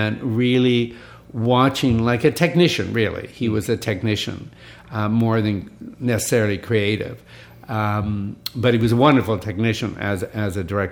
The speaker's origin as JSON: {"language": "English", "town": "Vancouver", "region": "British Columbia", "country": "Canada", "tie": "born or raised there", "said": "I was just growing up in Vancouver"}